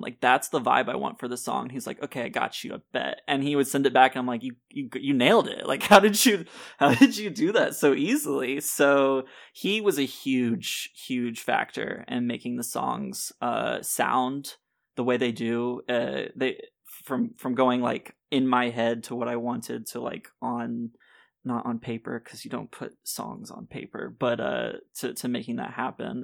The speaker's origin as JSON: {"language": "English", "region": "Tennessee", "country": "United States", "tie": "born or raised there", "also_born_or_lived": "Nashville", "moved": "as an adult", "lives_now": "Florida, United States", "said": "I grew up in Tennessee, so, like, a lot of my life is there."}